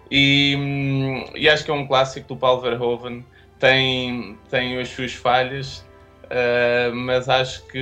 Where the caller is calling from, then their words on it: Estoril, Lisbon, Portugal; Eu estou aqui, eu vivo no Pau Gordo, estou mesmo a falar-vos falar do Pau Gordo, uh, que é aqui uma qualidade ao pé do Estoril.